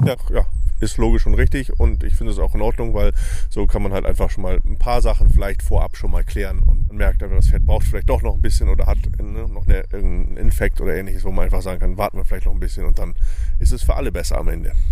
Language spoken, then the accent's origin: German; Ottersberg, Lower Saxony, Germany; Ich komme aus Ottersberg, was quasi vom Fährhof glaube, zehn Kilometer weg ist.